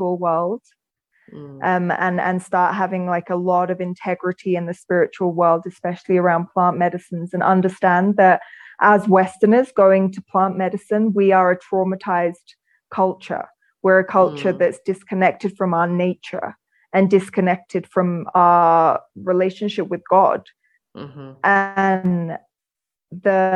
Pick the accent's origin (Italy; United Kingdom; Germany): United Kingdom; England; moved away as an adult; also born or lived in London / United States; now in Sacred Valley, Peru; I'm from England and I lived all over England.